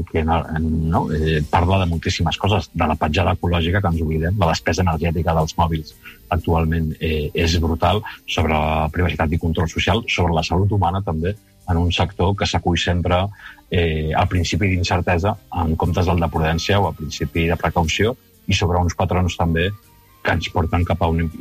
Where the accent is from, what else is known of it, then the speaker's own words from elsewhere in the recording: Spain; first language Spanish; Catalan is a second language; A mi el castellà, com comprendreu, la meva llengua materna és el castellà